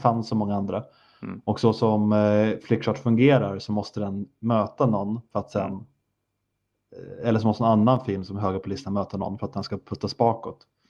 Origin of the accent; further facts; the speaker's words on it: Sweden; jag är svensk